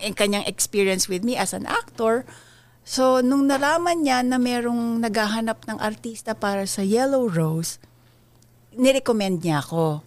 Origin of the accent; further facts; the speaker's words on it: Philippines; moved away as an adult; now in United States; From the time I was a child hanggang nung time na umalis ako ng Pilipinas, artista ako.